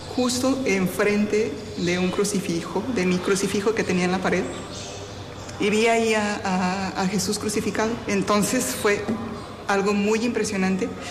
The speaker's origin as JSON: {"language": "Spanish", "country": "Mexico", "moved": "yes", "lives_now": "Havana, Cuba", "said": "Soy mexicana y ahora estoy prestando mi servicio como superiora"}